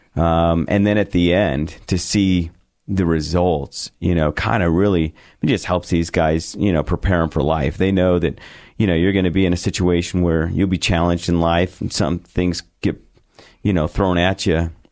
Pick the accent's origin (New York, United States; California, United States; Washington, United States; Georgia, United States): California, United States; San Diego; moved away as an adult; also born or lived in Bakersfield, California / Alamosa, Colorado; now in Boise, United States; I grew up in San Diego